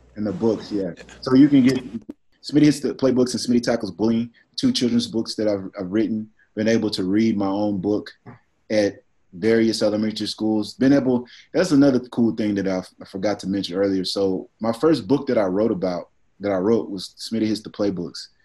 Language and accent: English; Dallas, Texas, United States; I'm from Dallas